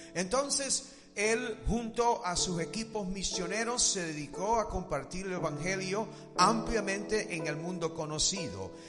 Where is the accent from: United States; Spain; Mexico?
United States; Spanish is a second language; como americano